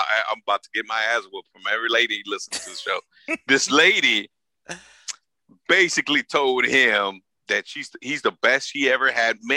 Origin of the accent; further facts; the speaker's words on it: Los Angeles, California, United States; I'm from South Central LA, man. I'm from the hood